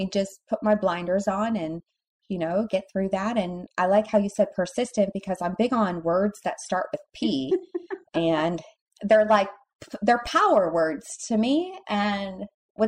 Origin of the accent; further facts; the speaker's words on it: Cleveland, Ohio, United States; moved away; I'm from Cleveland, Ohio originally